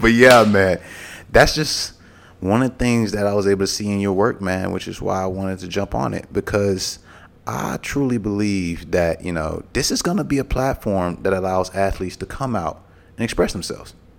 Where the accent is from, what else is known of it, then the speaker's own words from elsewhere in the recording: Mobile, Alabama, United States; I grew up in Mobile, Alabama